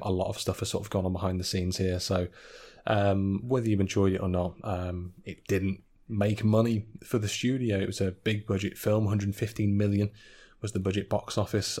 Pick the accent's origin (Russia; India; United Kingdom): United Kingdom; Staffordshire, West Midlands; now in Leeds, United Kingdom; my hometown back in the Midlands in Staffordshire